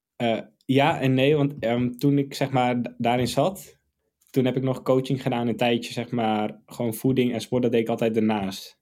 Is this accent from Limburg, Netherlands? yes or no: no; Amsterdam, North Holland, Netherlands